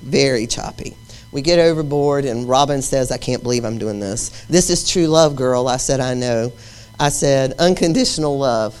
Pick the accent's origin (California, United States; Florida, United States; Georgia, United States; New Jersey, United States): Florida, United States; Cedar Key; I'm from Cedar Key.